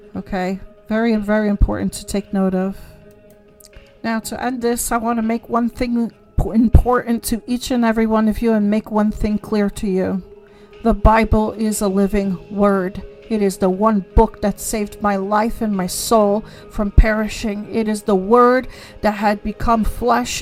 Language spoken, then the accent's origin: English; United States; who we are as American people